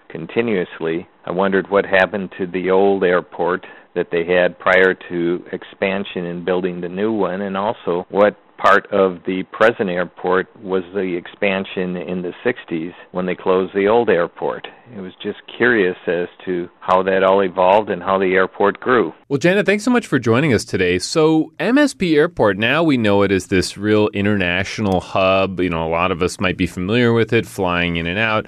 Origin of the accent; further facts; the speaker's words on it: Bloomington, Minnesota, United States; born and raised in Bloomington, Minnesota